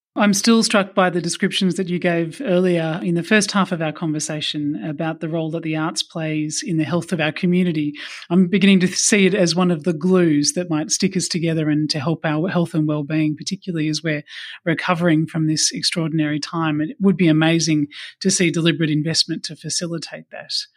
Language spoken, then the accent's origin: English; Australia